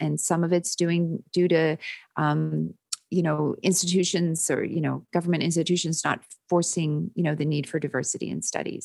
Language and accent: English; Winnipeg, Manitoba, Canada; moved away as an adult; also born or lived in London, Ontario; now in United States; I'm from Winnipeg originally, and I trained in London, Ontario, and I've been in the States since, uh, nineteen ninety-five.